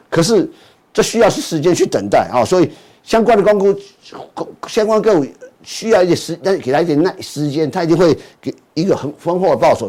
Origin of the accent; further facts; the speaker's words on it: Taiwan; 我住的天母附近也是公司